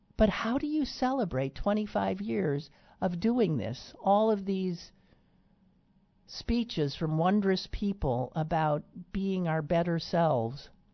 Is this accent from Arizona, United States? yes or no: no; Green Bay, Wisconsin, United States; now in Pittsburgh, United States; my hometown of Green Bay Wisconsin